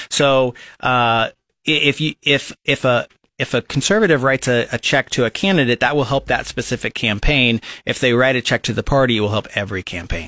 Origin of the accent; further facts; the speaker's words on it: Lincoln, Nebraska, United States; I was born and raised here in Lincoln, Nebraska